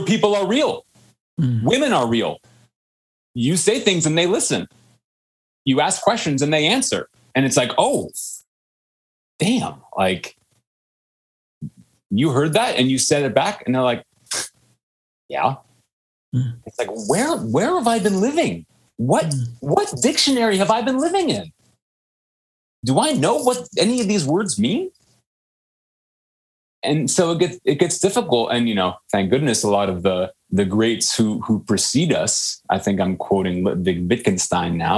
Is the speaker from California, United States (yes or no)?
yes; Menlo Park, California, United States; a lawyer father growing up in the lovely rolling hills of Menlo Park, California